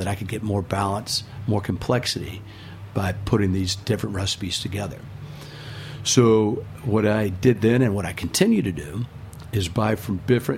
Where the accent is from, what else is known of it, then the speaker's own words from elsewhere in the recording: Louisville, Kentucky, United States; moved away; growing up in Louisville, you're surrounded by bourbon